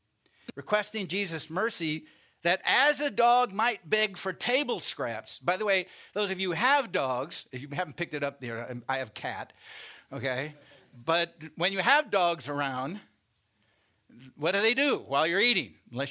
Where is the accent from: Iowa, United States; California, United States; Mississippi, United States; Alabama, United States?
Iowa, United States; I mean, I grew up in Iowa, not on a farm, but near farmland, and we had dogs, okay?